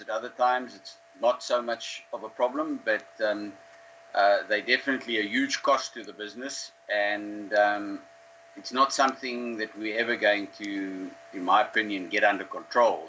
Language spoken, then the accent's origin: English; Karoo, South Africa; I grew up in the Karoo, um, close to where, where I'm living now.